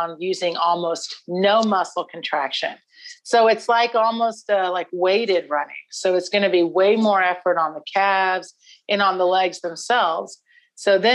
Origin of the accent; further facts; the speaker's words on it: Houston, Texas, United States; from Houston originally